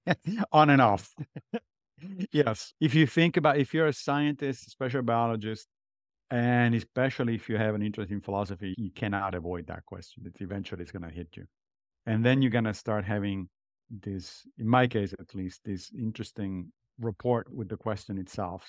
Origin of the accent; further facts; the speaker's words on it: Italy; moved away as an adult; now in New York, United States; I grew up in Italy